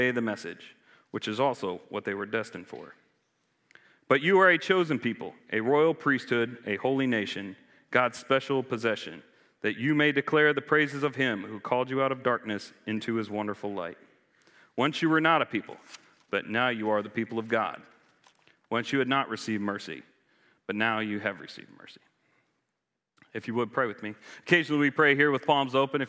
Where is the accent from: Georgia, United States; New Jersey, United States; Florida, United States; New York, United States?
Florida, United States; now in Charlottesville, United States; I grew up in Florida.